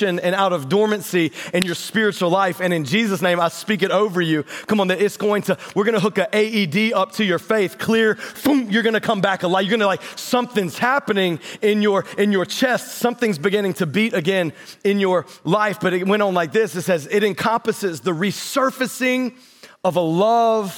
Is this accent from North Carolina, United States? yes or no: yes; North Carolina, United States; moved away; I grew up in North Carolina, and so we just got like paved roads and bathrooms down there